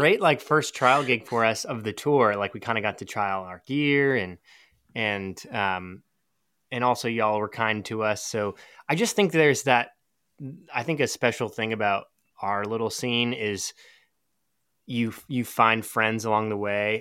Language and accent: English; Seattle, Washington, United States; also born or lived in Portland, Oregon; now in Durham, United States; I grew up in Seattle, so on the opposite coast